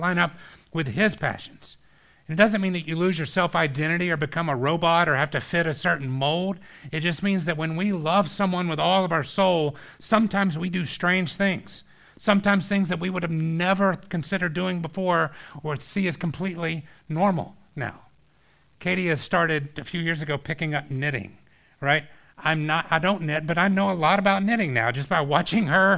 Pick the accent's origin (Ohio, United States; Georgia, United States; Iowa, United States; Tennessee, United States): Georgia, United States; we had this water park growing up in Georgia called Whitewater